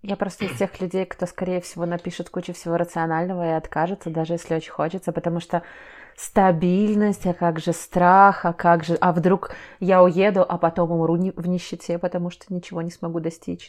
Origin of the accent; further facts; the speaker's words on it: Minsk, Belarus; я, грубо говоря, из Минска, я тут жила